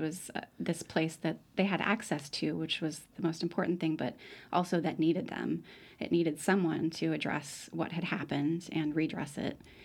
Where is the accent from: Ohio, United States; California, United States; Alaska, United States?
Alaska, United States; I grew up in Alaska